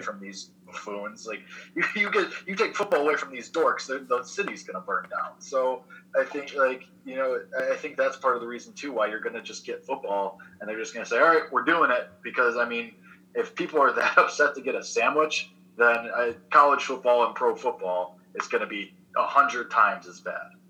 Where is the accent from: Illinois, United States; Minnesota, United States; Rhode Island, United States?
Illinois, United States; Chicago; I'm a Chicago kid